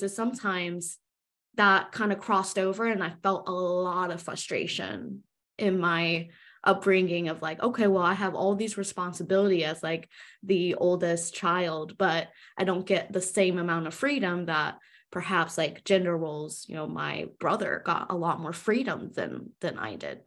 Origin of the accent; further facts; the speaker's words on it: United States; I'm Chinese American, so I was born and raised in America